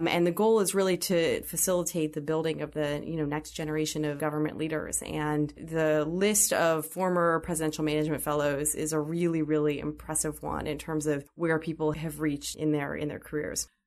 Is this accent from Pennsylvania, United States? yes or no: yes; Pittsburgh, Pennsylvania, United States; growing up in Pittsburgh was a really interesting experience